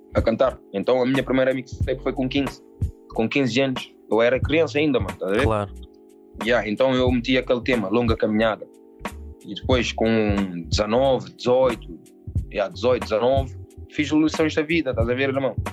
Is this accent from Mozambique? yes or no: no; Portugal; eu nasci em Portugal, estás a ver, mano? Os meus pais são cabo-verdianos